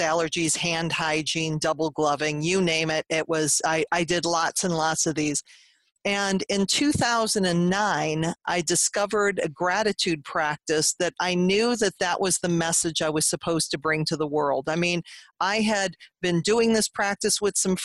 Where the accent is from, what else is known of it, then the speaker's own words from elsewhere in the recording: Cleveland, Ohio, United States; I'm from Cleveland, Ohio.